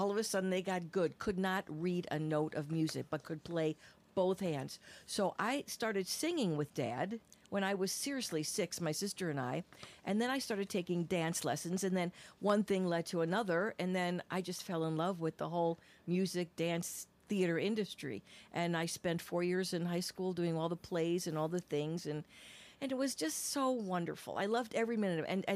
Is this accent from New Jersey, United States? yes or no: yes; New Jersey, United States; moved away as an adult; also born or lived in Long Island, New York; now in Aurora, United States; born and raised in New Jersey, and went to college in Long Island